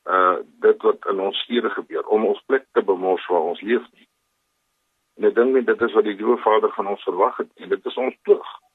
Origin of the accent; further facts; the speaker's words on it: Pretoria, Gauteng, South Africa; moved away as an adult; also born or lived in Cape Town; now in Kimberley, South Africa; Ek is 'n gebore Kimberleys, maar ek het in Pretoria grootgeword